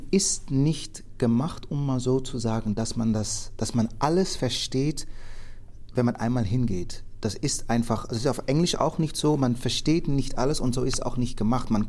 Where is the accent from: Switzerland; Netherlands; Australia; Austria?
Netherlands; Und für mich als Holländer, ist die Geschichte von Amerika, ja, das ist interessant, das auch mal gelesen zu haben und gehört zu haben, aber jetzt nicht so interessant.